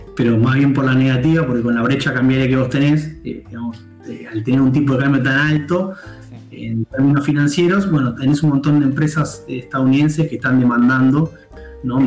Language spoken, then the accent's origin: Spanish; Argentina